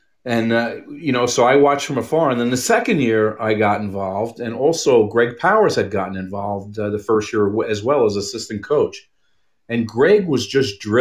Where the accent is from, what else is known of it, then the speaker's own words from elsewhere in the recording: New York City, New York, United States; also born or lived in Texas; now in Arizona, United States; I grew up in Brooklyn